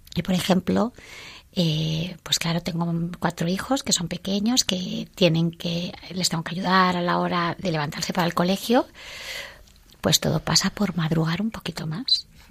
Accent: Villaviciosa de Odón, Community of Madrid, Spain; somos de Villaviciosa de Don

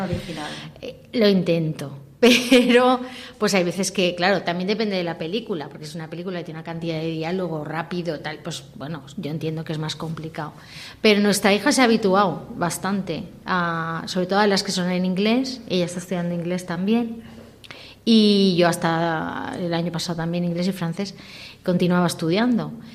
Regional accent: Valencian Community, Spain; first language Valencian; Spanish is a second language; en casa somos valenciano parlantes pues, tanto por mi padre como mi familia paterna

